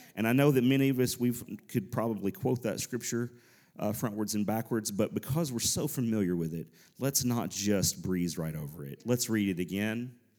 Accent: Nashville, Tennessee, United States; we're from the Nashville area.

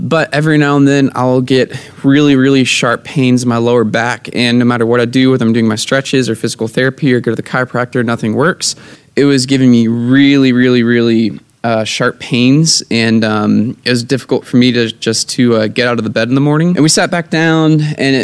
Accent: Virginia, United States; moved away; Right now I'm in Virginia in my hometown

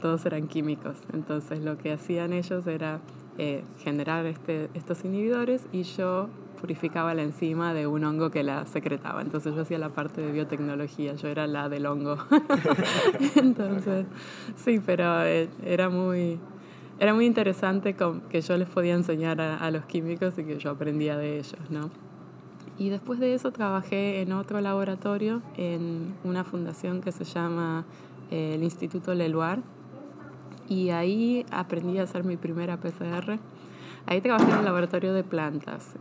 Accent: Argentina; moved away as an adult; also born or lived in Buenos Aires / Bahía Blanca, Buenos Aires Province / Pennsylvania, United States; now in Chapel Hill, United States; yo nací en Argentina y crecí eh, parte en Buenos Aires y parte en una ciudad que se llama Bahía Blanca

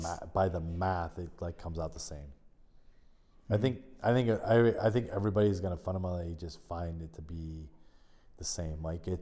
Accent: California, United States; born there; I'm such a West Coast guy. I mean, I was born in California, so I'm probably like my DNA probably just like goes Pacific

